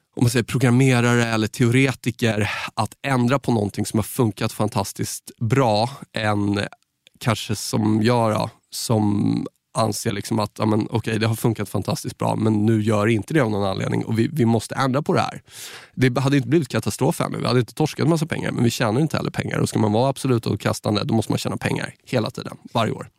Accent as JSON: {"language": "Swedish", "town": "Saltsjöbaden", "region": "Stockholm County", "country": "Sweden", "tie": "born or raised there", "said": "från Saltis där jag är uppvuxen"}